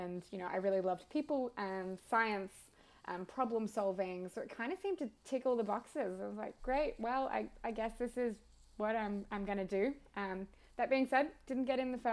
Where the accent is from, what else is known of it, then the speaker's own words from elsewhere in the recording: Victoria, Australia; moved away as an adult; also born or lived in Sydney; I moved interstate, so I grew up in Victoria and then went to Sydney for med school.